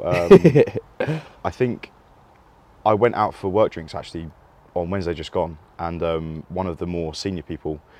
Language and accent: English; Cheam, London, United Kingdom; I'm 24, I'm from Cheam